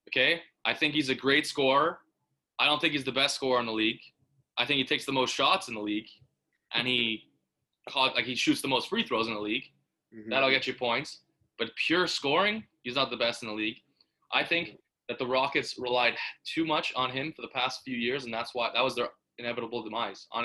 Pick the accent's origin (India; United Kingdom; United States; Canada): Canada; We're from Canada. We know about this guy